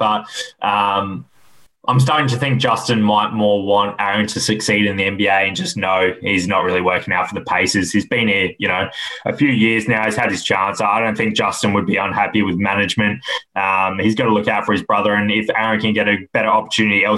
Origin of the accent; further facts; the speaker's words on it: Australia; being an Aussie